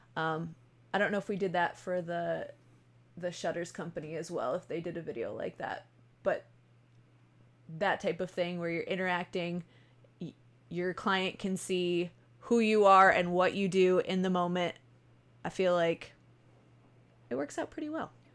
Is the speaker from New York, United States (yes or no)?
yes; Buffalo, New York, United States; I am from Buffalo, New York. We say, er, A is funny